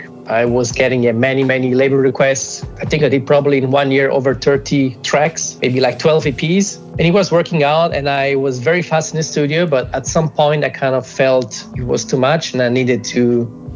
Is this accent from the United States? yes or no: no; Germany; also born or lived in Italy; I moved from Italy to Germany when I was about 8 years old